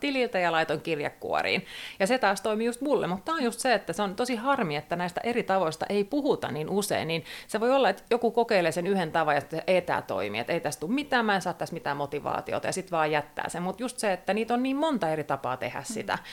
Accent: Turku area, Southwest Finland, Finland; tämä on koti, kun Kaarina tuli vastaan

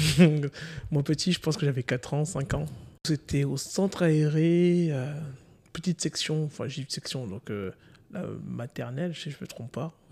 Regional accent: Guadeloupe; born or raised there

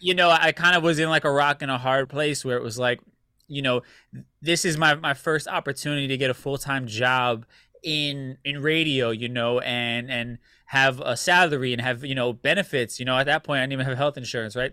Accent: United States; we're also Americanized because we grew up here in the States, right? So for me, my family would, would clown me back in Puerto Rico

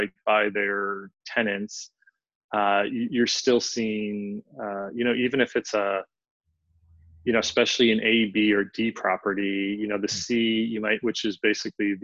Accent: Philadelphia, Pennsylvania, United States; I'm from Philly, so spirit of brotherly love here

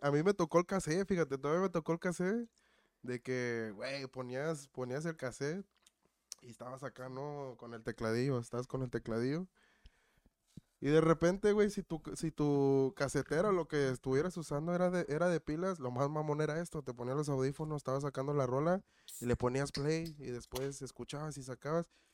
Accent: Cuernavaca, Morelos, Mexico; now in Melrose Park, United States; De Cuernavaca, de Morelos.

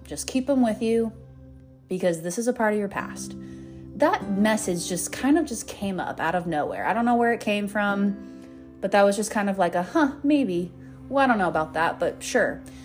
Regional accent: Golden, Colorado, United States; moved away; my old self in my hometown

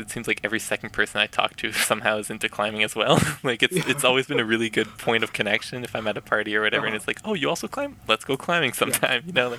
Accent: Yukon, Canada; Definitely. I think my, growing up definitely had shaped that for sure.

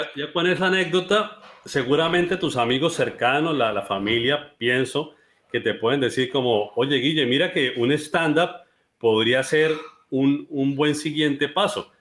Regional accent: Colombia; now in Cúcuta, Colombia

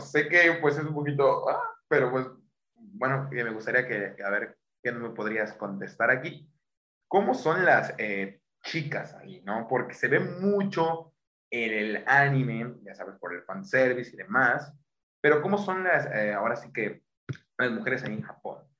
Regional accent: Mexico; siendo un mexicano

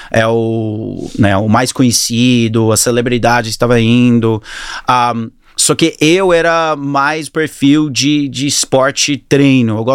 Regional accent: Australia; Portuguese is a second language; also born or lived in Auckland, New Zealand; É, nasci na Nova Zelândia, no Auckland, e mudei para a Austrália com 10 anos de idade. Meu pai preferiu muito mais a Austrália.

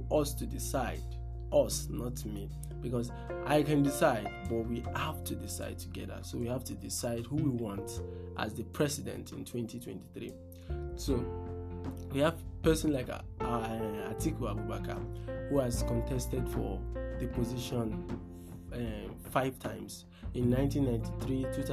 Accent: Nigeria; in Nigeria here

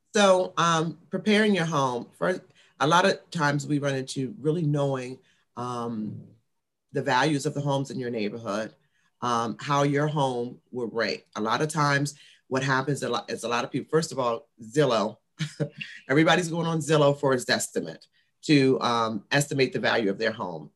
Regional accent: Washington, District of Columbia, United States; I'm a Washingtonian. So I was born and raised in the Washington, D.C. area

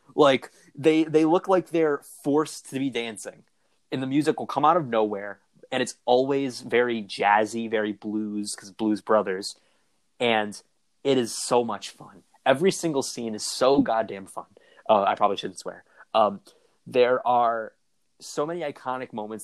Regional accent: near Chicago, Illinois, United States; I grew up near Chicago

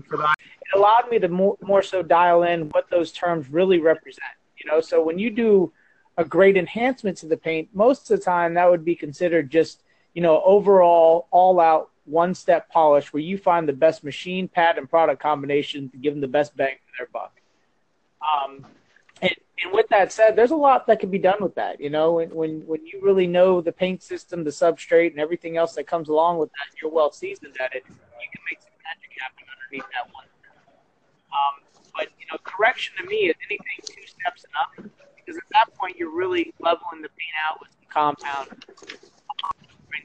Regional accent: South Florida, United States; now in Melbourne, Florida, United States; I'm a Floridian. I was born and raised in South Florida. I moved up to Central Florida into this area where my home and business is. I've been here since I was 14 years old

